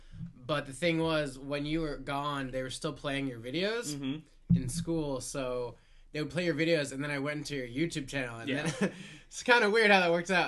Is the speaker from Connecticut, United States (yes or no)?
yes; Killingworth, Connecticut, United States; also born or lived in Niantic, Connecticut; So I've lived here since I was 7.